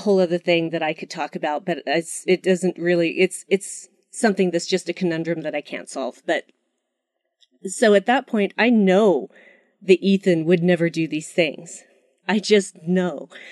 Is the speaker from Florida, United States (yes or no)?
no; Utah, United States; my home state, Utah.